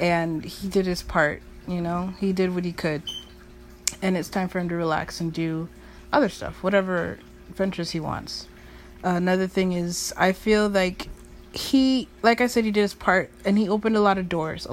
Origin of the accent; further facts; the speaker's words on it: United States; living in America and being born an American